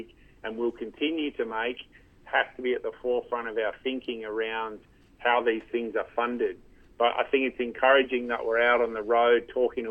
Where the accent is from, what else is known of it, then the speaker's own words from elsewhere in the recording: Canberra, Australian Capital Territory, Australia; also born or lived in London; I grew up in Canberra